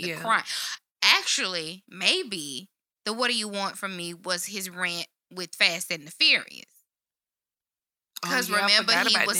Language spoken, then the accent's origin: English; Shreveport, Louisiana, United States; born or raised there